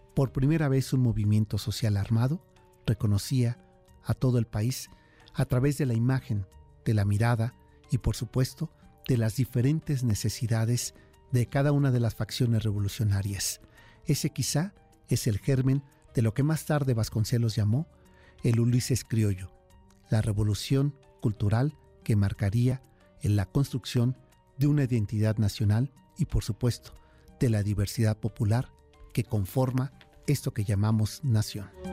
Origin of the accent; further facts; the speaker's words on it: Mexico City, Mexico; accent: tonadita capitalina; la propia tonadita que tenemos los capitalinos